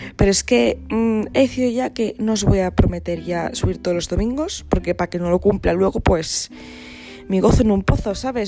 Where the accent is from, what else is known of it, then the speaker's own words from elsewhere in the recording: Asturias, Spain; yo soy asturiana